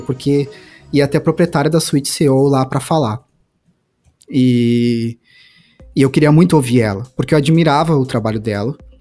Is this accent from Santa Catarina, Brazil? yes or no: no; Santa Cruz do Sul, Rio Grande do Sul, Brazil; Eu sou de Santa Cruz do Sul, é uma cidade do interior do Rio Grande do Sul